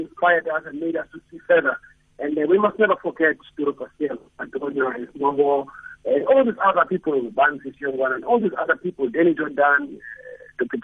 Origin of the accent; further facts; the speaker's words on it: South Africa; now in Egypt; I live in Egypt and I'm from South Africa